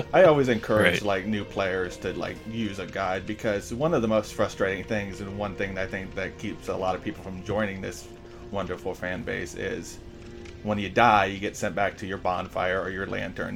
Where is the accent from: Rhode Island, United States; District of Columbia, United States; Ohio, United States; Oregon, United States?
Ohio, United States; I'm in the U.S. I'm from Ohio.